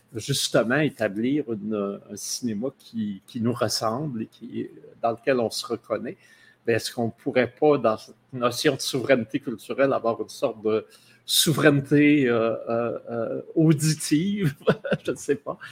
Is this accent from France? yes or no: no; Abitibi, Quebec, Canada; moi, je viens d'Abitibi